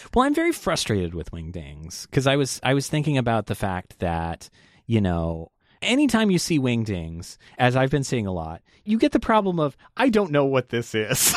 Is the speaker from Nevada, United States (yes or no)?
yes; Las Vegas, Nevada, United States; moved away; I'm from Las Vegas originally